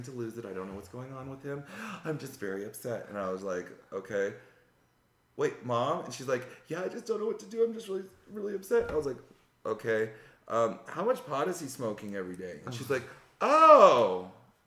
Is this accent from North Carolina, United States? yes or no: no; Denver, Colorado, United States; I'm from Denver